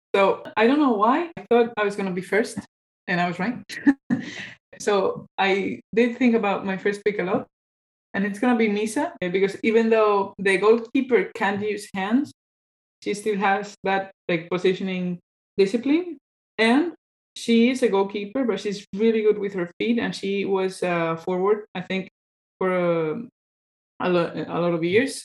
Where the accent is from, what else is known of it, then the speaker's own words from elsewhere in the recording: Cantabria, Spain; I'm from Cantabria